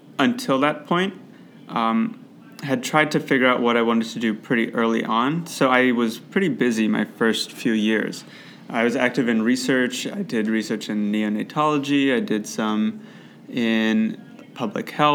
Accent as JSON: {"language": "English", "town": "Cleveland", "region": "Ohio", "country": "United States", "tie": "born or raised there", "also_born_or_lived": "Chicago, Illinois / Boston, Massachusetts", "said": "I grew up in Cleveland, Ohio"}